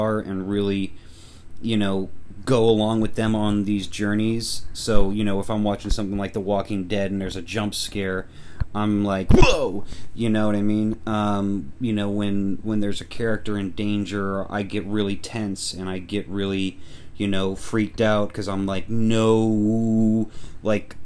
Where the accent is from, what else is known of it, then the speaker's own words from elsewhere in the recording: Missouri, United States; I'm from Missouri